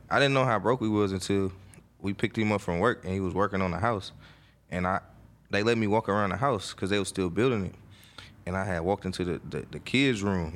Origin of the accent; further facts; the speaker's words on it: Oakland, California, United States; I'm from Oakland, California, East Oakland to be exact. I grew up in a area, a neighborhood called the Murder Depths